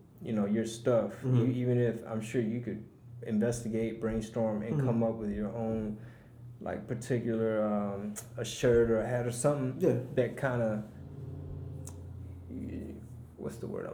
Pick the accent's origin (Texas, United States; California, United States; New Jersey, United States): Texas, United States; Houston; Like, oh my God, I'm from Houston.